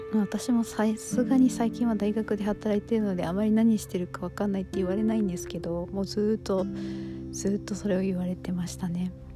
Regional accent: United States; also born or lived in Japan; アメリカで育っ

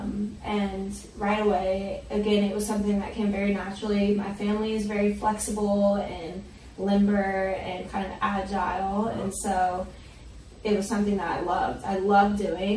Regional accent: Ruston, Louisiana, United States; now in Orange County, United States; I'm from North Louisiana, very small town, Bible Belt, Ruston

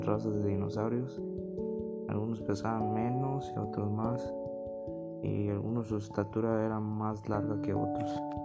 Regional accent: Mexico; aquí en nuestro país, México

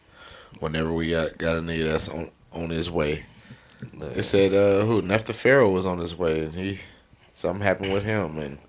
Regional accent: California, United States; I'm from California.

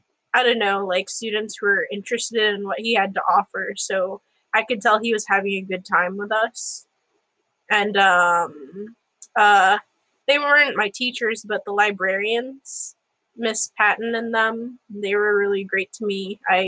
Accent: Philippines; I mean, as a Filipino, of course, shout out to Obi.

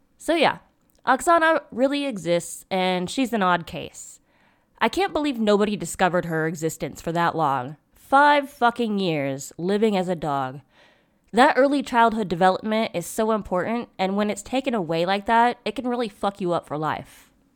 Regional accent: United States

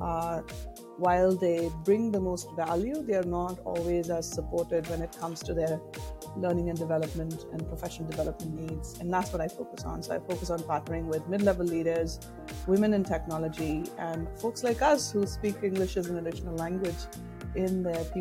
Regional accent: India; moved away as an adult; now in Virginia, United States; I'm originally from India. I moved to the US 15 years ago now.

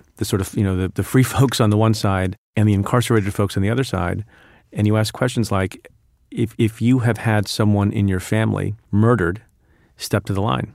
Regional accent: Eatontown, New Jersey, United States; English is a second language; also born or lived in India; when I was five years old, in kindergarten, I went to a small public school in Eaton Town, New Jersey

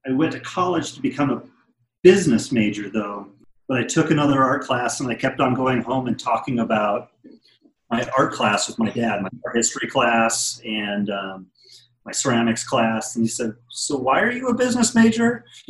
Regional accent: Wisconsin, United States; born there; I was born in Wisconsin, and then my dad worked for the government, so I moved kind of all over the place.

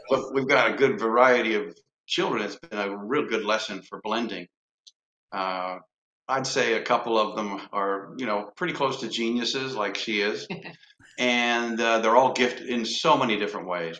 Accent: Lansing, Michigan, United States; moved away; also born or lived in Cincinnati, Ohio / Evansville, Indiana; I was born in Lansing, Michigan

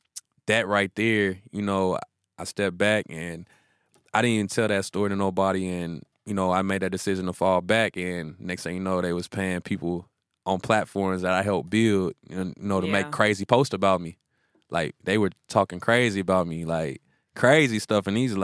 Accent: the South, United States; they be mad at me in interviews because I'm from the South, boy.

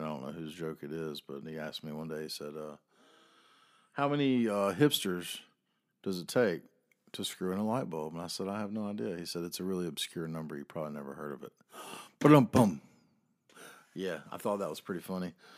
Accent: the South, United States; I am a Southerner

